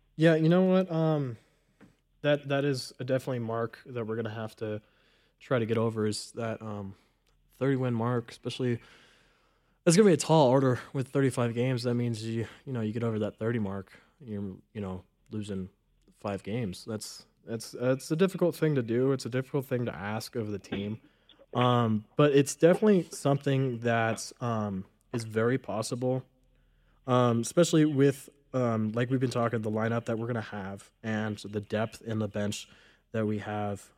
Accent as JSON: {"language": "English", "region": "Southern Nevada", "country": "United States", "moved": "as an adult", "lives_now": "Reno, United States", "said": "I'm from Southern Nevada"}